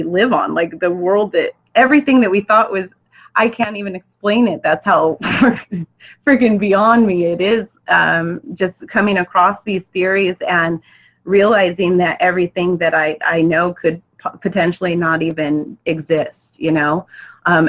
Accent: Orange County, Southern California, United States; I'm from Southern California, Orange County, to be precise

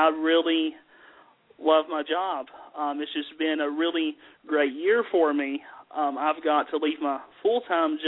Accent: the South, United States; accent: southern; as you can tell just by my accent, I'm from the mountains. I have a very southern accent

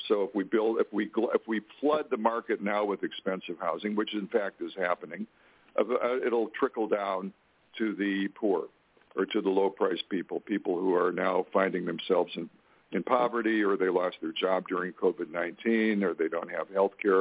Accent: North Dakota, United States; moved away; where I grew up, I grew up in North Dakota

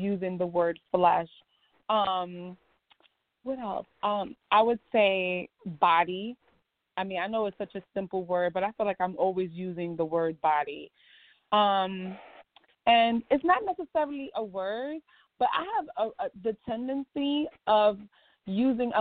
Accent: New York, United States; also born or lived in Barbados; When I first came from Barbados, I lived in Harlem for most of my childhood. And now I live in the South Bronx

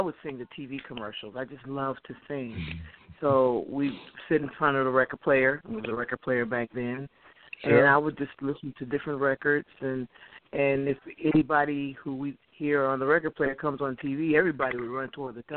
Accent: Detroit, Michigan, United States; All my life, east side of Detroit

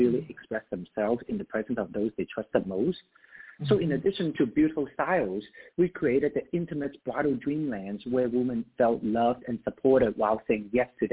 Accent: Hong Kong; now in United States; I have experience growing up in Hong Kong.

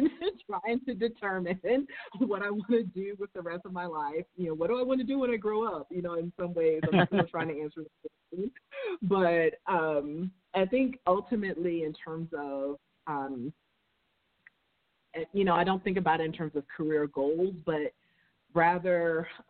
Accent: New York City, New York, United States; accent: New York; I grew up in Harlem in New York City. And probably at some point during the interview, my New York accent will probably come out

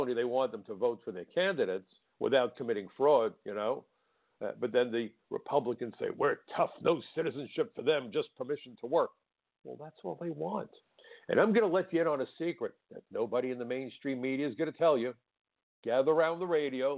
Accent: New York City, New York, United States; as a nine-year-old kid growing up in Brooklyn

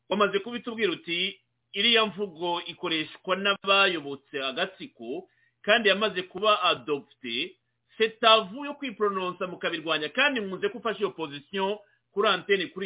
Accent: Rwanda; now in United States; nanjye ndi umunyarwanda by the way iyo bavuze u rwanda nanjye nubwo ndi muri amerika mamaze imyaka makumyabiri n'ibiri n'itatu

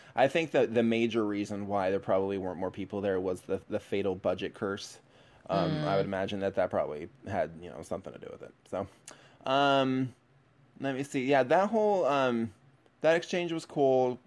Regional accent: Seattle, Washington, United States; moved away; as a Seattle native

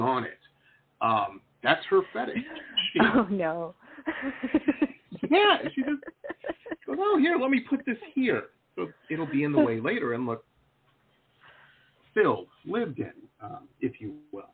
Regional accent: Detroit, Michigan, United States; also born or lived in Tahlequah, Oklahoma; now in South Florida, United States; I grew up in Metro Detroit

